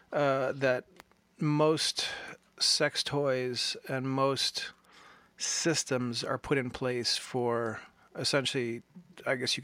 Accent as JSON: {"language": "English", "country": "United States", "also_born_or_lived": "Ohio / Brooklyn, New York", "accent": "Ohio/Brooklyn", "said": "I have my Ohio/Brooklyn accent that I use"}